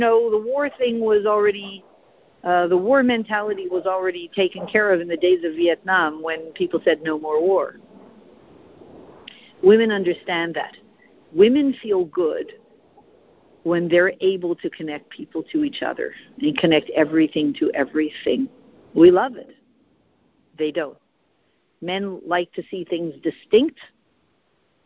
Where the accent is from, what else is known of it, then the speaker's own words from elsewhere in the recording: Canada; I'm Canadian, my husband always has fun with it